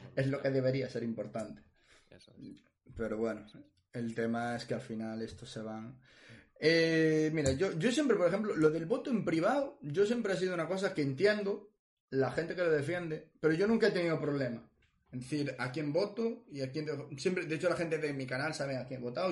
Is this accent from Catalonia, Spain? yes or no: no; Ferrol, Galicia, Spain; donde yo nací, Ferrol